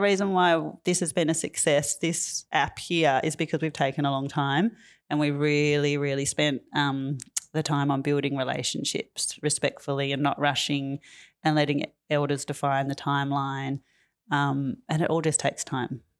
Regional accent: Tamworth, New South Wales, Australia; moved away as an adult; now in Fitzroy, Australia; I'm from New South Wales. I grew up and was born up on Kilroy Country in the country music capital of Australia.

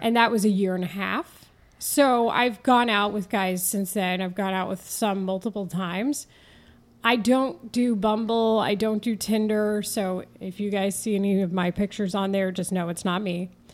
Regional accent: Denton, Texas, United States; accent: Texan drawl; moved away as an adult; also born or lived in San Diego / Houston / Philadelphia; now in Chicago, United States; I grew up in Denton, Texas, just north of the Dallas area.

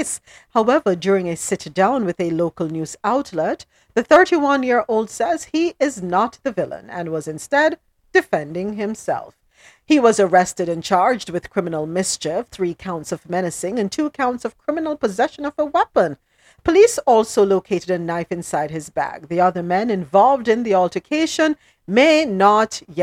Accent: Jamaica; now in United States; we Jamaicans

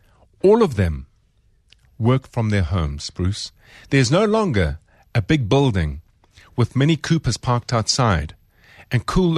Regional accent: South Africa; as a South African

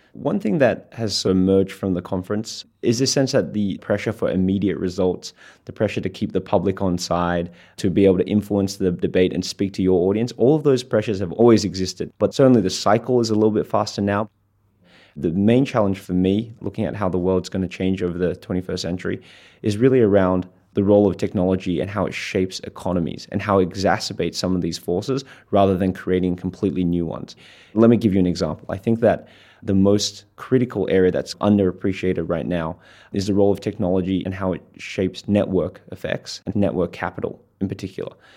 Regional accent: Australia; I'm an Australian and I'm a Schwartzman scholar

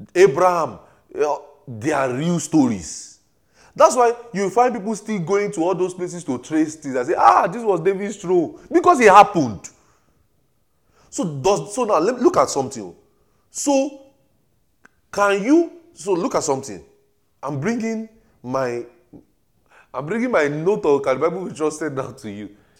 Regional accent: Ekiti, Nigeria; I'm from Ekiti State, but I can trace part of my genealogy to Osun State.

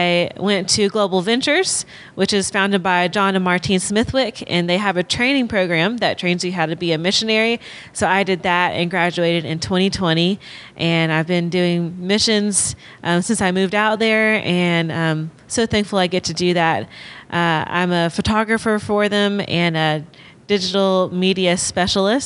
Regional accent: Alabama, United States; I grew up in Alabama

